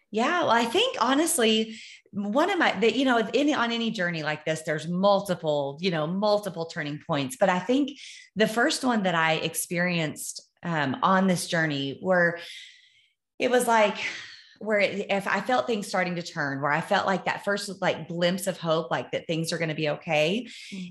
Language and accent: English; Amarillo, Texas, United States; I was born in Amarillo, Texas